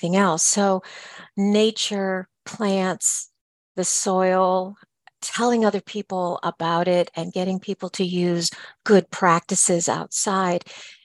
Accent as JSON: {"language": "English", "region": "Northern Ohio", "country": "United States", "tie": "born or raised there", "moved": "yes", "lives_now": "Columbus, United States", "said": "I grew up in Northern Ohio, and now I'm in Central Ohio"}